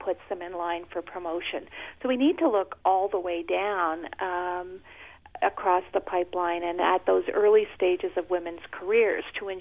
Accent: Canada; I'm Canadian

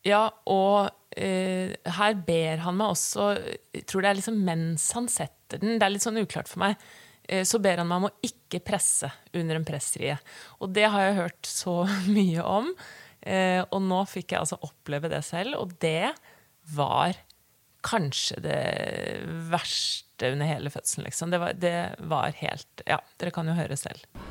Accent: Bærum, Akershus, Norway; Og så ble jeg født på Bærum selv, og vi flytter til Asker om et år

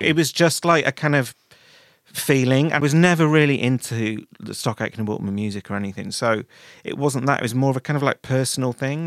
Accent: Manchester, North West England, United Kingdom; now in London, United Kingdom; I grew up in Manchester

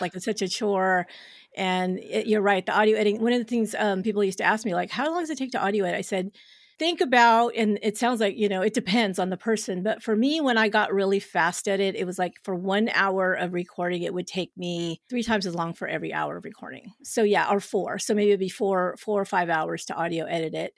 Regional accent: San Jose, California, United States; my hometown of where I'm at in San Jose, California

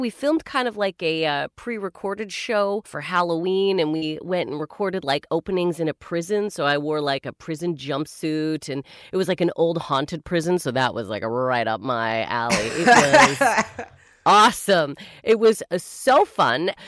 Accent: Canada; As a Canadian

